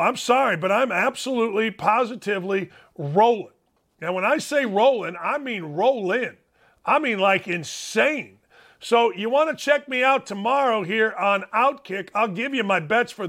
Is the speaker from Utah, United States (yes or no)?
no; Gary, Indiana, United States; I'm from Gary, Indiana